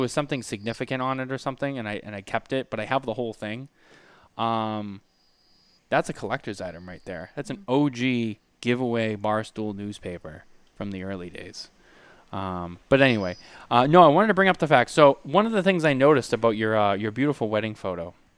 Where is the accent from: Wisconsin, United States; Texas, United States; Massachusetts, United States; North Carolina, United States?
Massachusetts, United States; Boston; I remember growing up in Boston